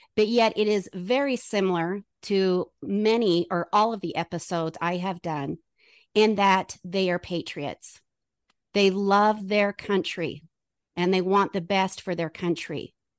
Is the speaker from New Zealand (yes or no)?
no; United States; as an American